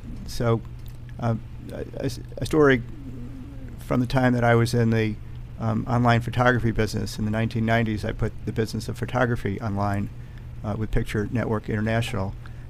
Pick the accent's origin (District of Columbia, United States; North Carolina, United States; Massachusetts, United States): District of Columbia, United States; Washington; born there; also born or lived in New York / Chicago; I was born in Washington, D.C., seventh mm-hmm. generation, mm-hmm. and mm-hmm. moved to New York and then to Chicago.